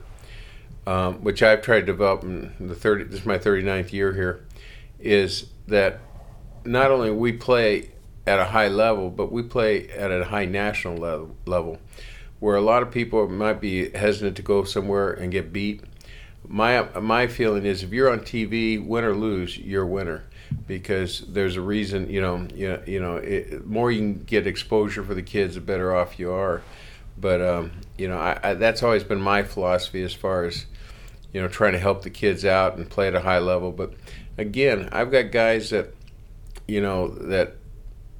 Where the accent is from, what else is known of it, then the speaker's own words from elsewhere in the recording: Los Angeles, California, United States; I grew up in Los Angeles